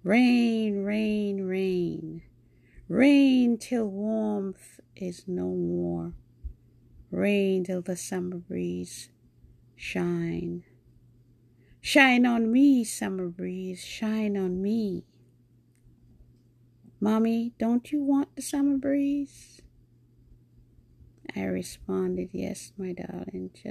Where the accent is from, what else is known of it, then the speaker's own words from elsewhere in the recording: New York, United States; also born or lived in Jamaica; I'm African American, born in Jamaica. I grew up in New York